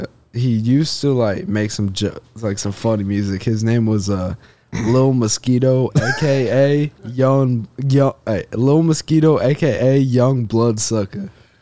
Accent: Indiana, United States; It's because I'm from Indiana.

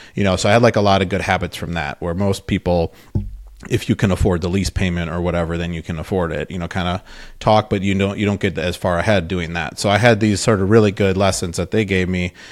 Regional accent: Wisconsin, United States; moved away as an adult; also born or lived in Madison, Wisconsin / Minnesota; I'm from Wisconsin

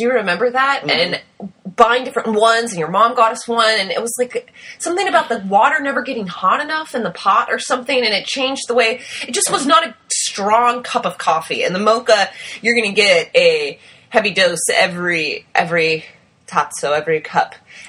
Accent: United States; we're American

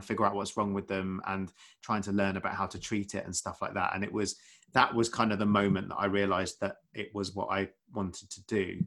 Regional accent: Essex, East of England, United Kingdom; moved away as an adult; also born or lived in London; now in West Sussex, United Kingdom; I grew up in, I grew up in Essex

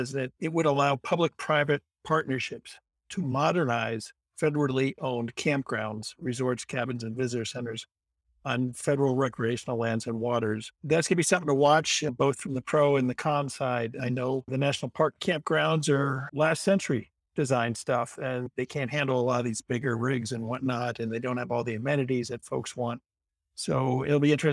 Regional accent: New Jersey, United States; now in Park City, United States; When I was a boy growing up in New Jersey

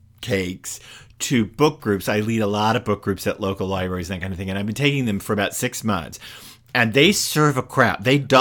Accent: the South, United States; And I am from the South. Bruce is, of course, from the venerable and inveterate New York. But I am from the more laid-back South, shall we say.

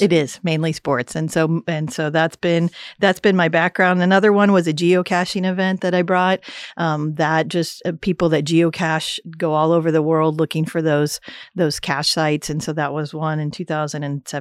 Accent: St. Louis, Missouri, United States; moved away as an adult; also born or lived in Columbia, Missouri / Texas / Idaho / Iowa; now in Manhattan, United States; I grew up in St. Louis, Missouri

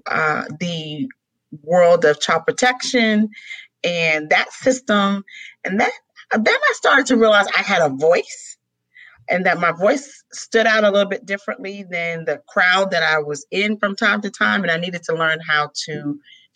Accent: New York City, New York, United States; I was raised in New York City during the heart of the crack epidemic

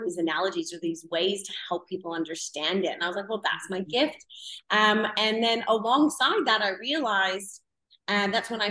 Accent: Canada; moved away; I'm originally from Canada, if anyone can hear my accent

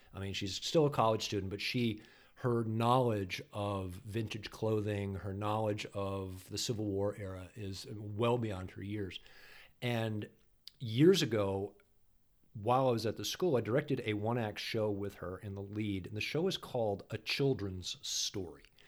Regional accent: New Hampshire, United States; I grew up in New Hampshire

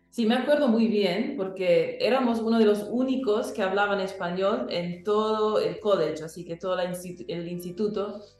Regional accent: Paraguay; first language English; Spanish is a second language; nací en Paraguay, pero nací hablando inglés en casa y alemán en la comunidad donde yo crecía, en la escuela, todo eso. Así que el español lo añadí después de esos lenguajes

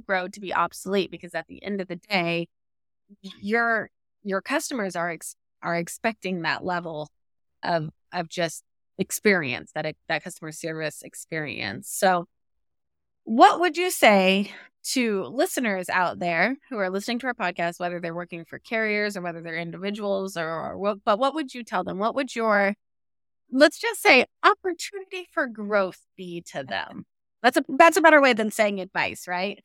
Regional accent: rural Southwest Missouri, United States; I'm from Missouri, I grew up on a farm in rural Southwest Missouri

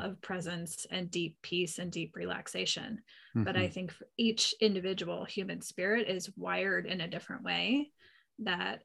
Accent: Pennsylvania, United States; now in Northern California, United States; I grew up in Pennsylvania

